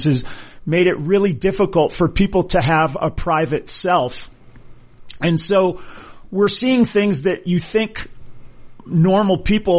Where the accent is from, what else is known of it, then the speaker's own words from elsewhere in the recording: Hawaii, United States; as a kid growing up in Hawaii